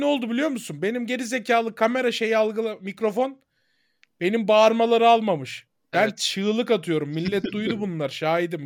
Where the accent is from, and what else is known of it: Turkey